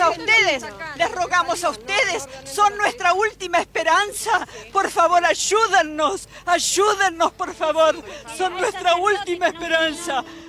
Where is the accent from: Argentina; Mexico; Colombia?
Argentina; Nosotros, que somos argentinas, vivimos en la Argentina